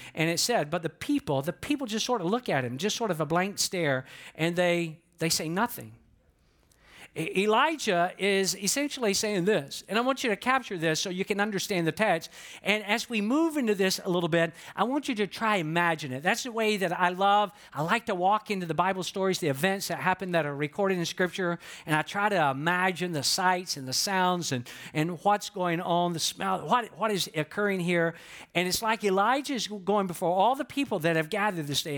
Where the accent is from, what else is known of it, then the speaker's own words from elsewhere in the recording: the South, United States; moved away; that I was born and raised in the South just based on how I talk